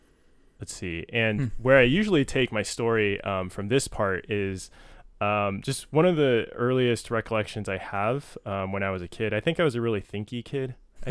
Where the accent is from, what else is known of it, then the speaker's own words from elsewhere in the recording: San Jose, California, United States; I grew up born in San Jose, so not far from here, obviously.